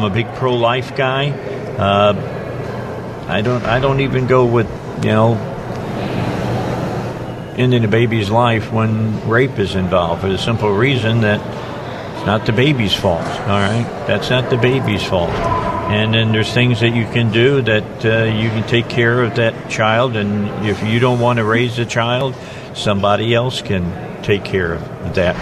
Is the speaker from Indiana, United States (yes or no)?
yes; Indiana, United States; moved away; I'm from Indiana. I worked at WIBC in Indianapolis